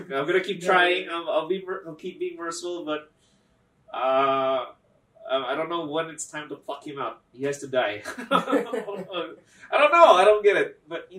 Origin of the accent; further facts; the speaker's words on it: Philippines; now in United States; I was born in the Philippines.